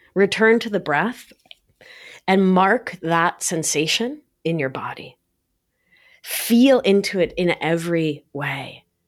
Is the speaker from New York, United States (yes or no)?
yes; New York, United States; I'm New Yorker for life